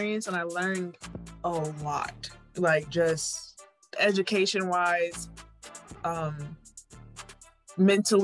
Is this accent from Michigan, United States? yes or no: no; Connecticut, United States; now in Florida, United States; I grew up in Connecticut